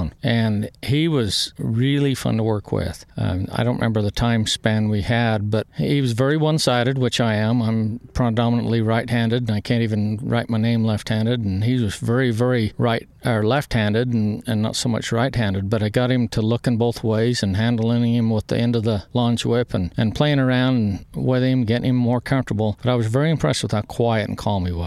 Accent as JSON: {"language": "English", "region": "Great Basin", "country": "United States", "tie": "born or raised there", "also_born_or_lived": "Utah", "said": "I grew up in the Great Basin"}